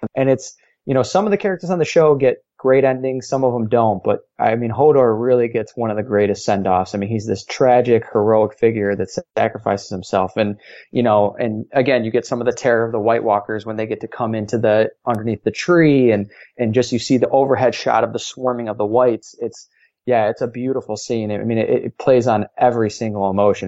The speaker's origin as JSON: {"language": "English", "town": "Chicago", "region": "Illinois", "country": "United States", "said": "I'm from Chicago."}